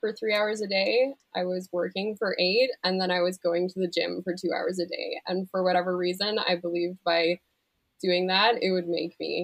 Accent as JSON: {"language": "English", "country": "Canada", "said": "I'm a Canadian digital artist"}